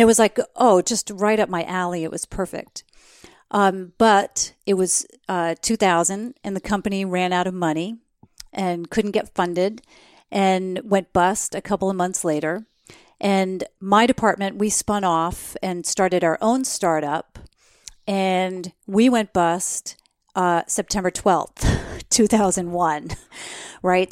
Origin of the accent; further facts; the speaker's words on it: New Jersey, United States; I grew up in New Jersey